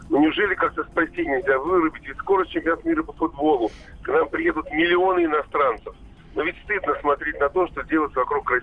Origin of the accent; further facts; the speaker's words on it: Tver, Tver Oblast, Russia; Я вообще житель Твери, но часто езжу в Москву